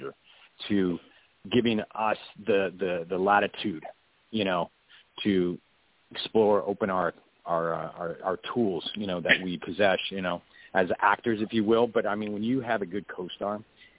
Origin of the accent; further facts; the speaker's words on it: Texas, United States; being a Texan, it's something I was surrounded by and grew up around